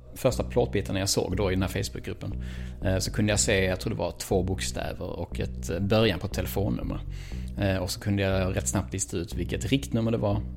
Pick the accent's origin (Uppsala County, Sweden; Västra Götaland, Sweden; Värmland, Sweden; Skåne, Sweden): Skåne, Sweden; Malmö; född och uppväxt i Malmö